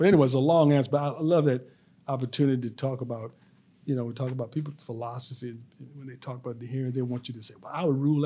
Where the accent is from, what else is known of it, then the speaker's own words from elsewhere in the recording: Petersburg, Virginia, United States; also born or lived in Philadelphia; I'm from Petersburg, spent all my time there except for a little part growing up